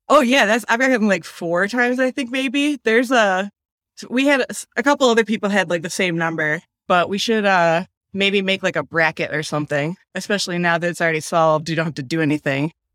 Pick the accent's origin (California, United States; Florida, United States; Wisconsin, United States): Wisconsin, United States; also born or lived in Philadelphia, Pennsylvania / Burlington, Vermont; now in Kingston, New York, United States; I'm from Wisconsin originally, and everything there is, like, a lot newer